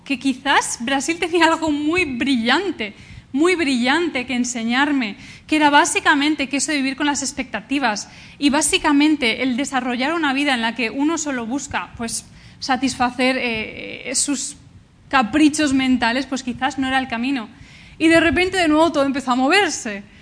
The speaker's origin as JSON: {"language": "Spanish", "town": "Valencia", "region": "Valencian Community", "country": "Spain", "also_born_or_lived": "Canada", "said": "yo vengo de Valencia"}